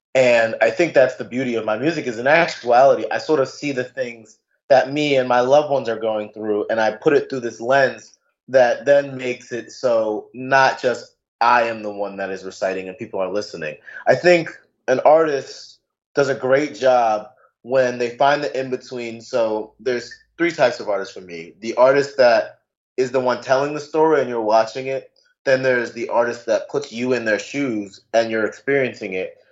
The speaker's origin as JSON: {"language": "English", "country": "United States", "tie": "born or raised there", "also_born_or_lived": "New York / Maryland", "said": "me growing up in two places, from growing up in New York, but also growing up in Maryland"}